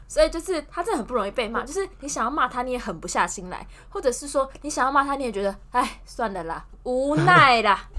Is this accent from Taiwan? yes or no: yes; central-southern Taiwan, Taiwan; 你就知道我们中南部人比较不喜欢走斑马线，就喜欢横越马路。